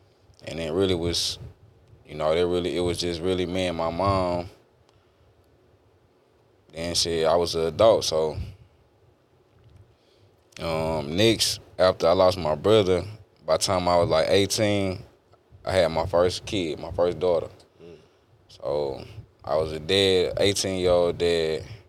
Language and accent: English; Beaumont, Texas, United States; All right, so I grew up in Beaumont, Texas, born and raised. I grew up with my mama and my brother.